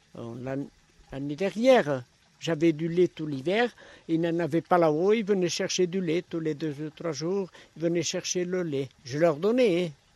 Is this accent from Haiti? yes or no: no; Massat, Occitania, France; J'ai toujours vécu dans la vallée, je suis né ici